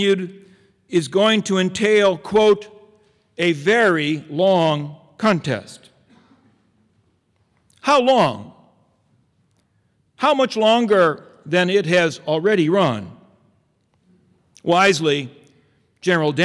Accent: United States; I'm a Catholic American

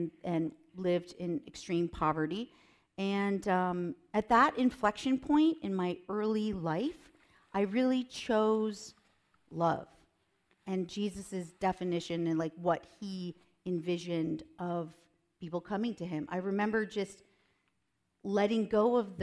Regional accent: Minnesota, Wisconsin, Midwest, United States; moved away as an adult; also born or lived in Nebraska / Chicago / Washington, D.C. / Los Angeles; I'm originally from the Midwest. I'm from Minnesota, Wisconsin

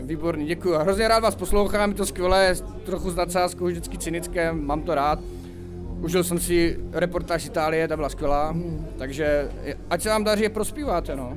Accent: Brno, South Moravian Region, Czechia; jsme z Brna

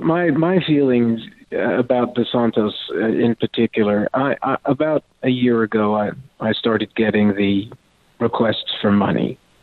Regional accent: France; first language French; English is a second language; also born or lived in Texas; my background is I'm half French. I'm 100% Texan, but I'm half French. And I was raised in France. It was my first language.

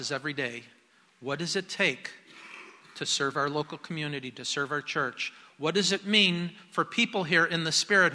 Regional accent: Chicago, Illinois, United States; moved away; I grew up in Chicago

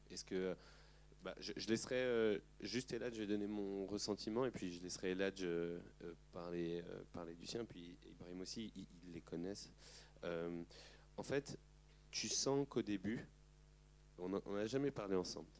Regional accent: Aubervilliers, Île-de-France, France; j'ai grandi à Aubervilliers

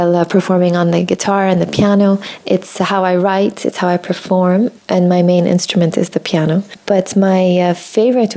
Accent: Jordan; moved away as an adult; also born or lived in Michigan, United States; I was born and raised in Jordan

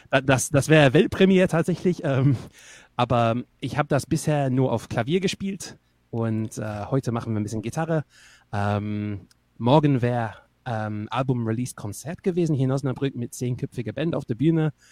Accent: England, United Kingdom; wo ich herkomme. Also jetzt aus einer Brücke mittlerweile, aber ähm, aufgewachsen bin ich in England, also in Nordengland.

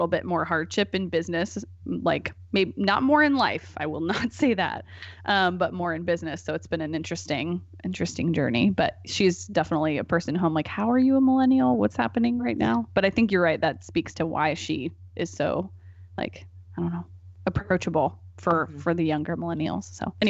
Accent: Portland, United States; born there; I was born in 1986 in Portland, and so I'm gonna be 33 this month.

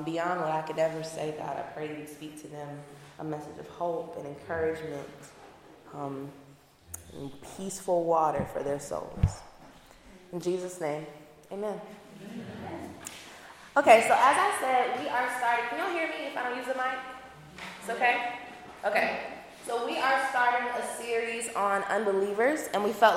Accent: the South, United States; I'm from the South.

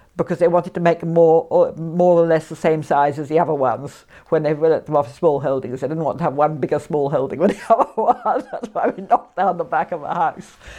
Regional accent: Isle of Mull, Scotland, United Kingdom; also born or lived in Aberdeen / Italy; I'm more or less born on the island

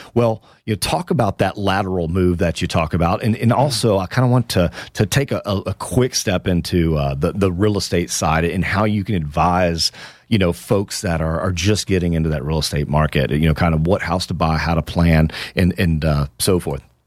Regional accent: Houston, Texas, United States; That's my hometown, my beloved Houston, Texas

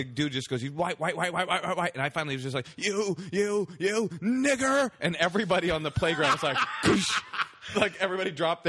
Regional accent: Oakland, California, United States; I grew up in Oakland Public Schools.

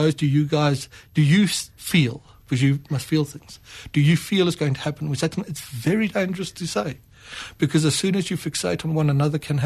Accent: Johannesburg, Gauteng, South Africa; also born or lived in Free State; Born in Johannesburg. I probably see myself as a Free Stater

